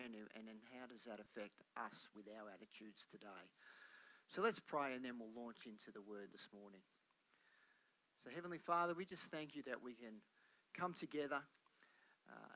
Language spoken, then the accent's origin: English; Melbourne, Victoria, Australia; when I was growing up in Melbourne